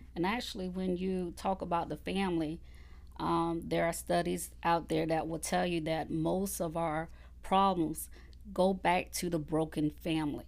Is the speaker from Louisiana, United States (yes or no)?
no; Conway, South Carolina, United States; also born or lived in Columbia, South Carolina / Georgetown, South Carolina; I was born and raised in Conway, South Carolina